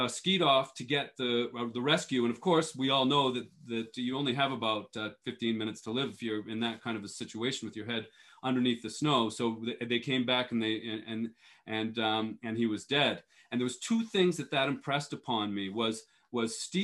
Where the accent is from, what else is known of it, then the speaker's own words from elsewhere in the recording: Boston, Massachusetts, United States; moved away as an adult; also born or lived in Europe; I grew up skiing and racing in New England. I'm from the Boston area originally